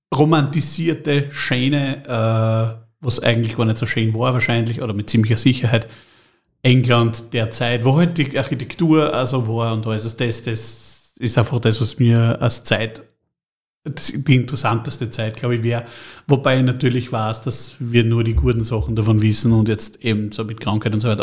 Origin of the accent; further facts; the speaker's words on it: Trofaiach, Styria, Austria; bin der erste Zeitreisende aus Trofeiach. Ich möchte zurück, daher wo ich herkomme, ich möchte nämlich zurück ins Trofeiach im Jahr 2100, da komme ich her